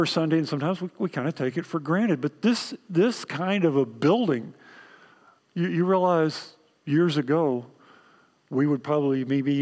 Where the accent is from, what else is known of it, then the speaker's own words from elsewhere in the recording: Texas, United States; accent: Texan; My native language is Texan